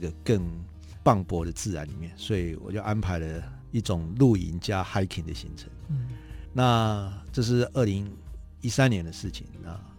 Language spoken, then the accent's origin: Chinese; Taiwan; 我觉得我是台湾的小孩